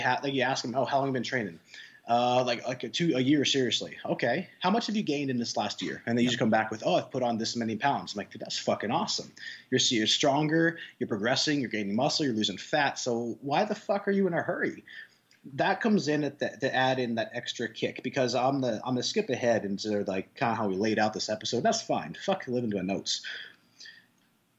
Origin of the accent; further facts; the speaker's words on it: Nebraska, United States; I am actually from Nebraska